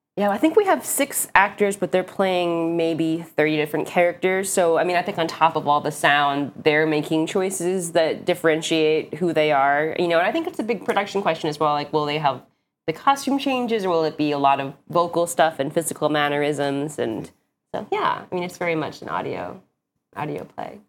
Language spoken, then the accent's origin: English; Hawaii, United States; now in New York, United States; I'm from Hawaii, but live in New York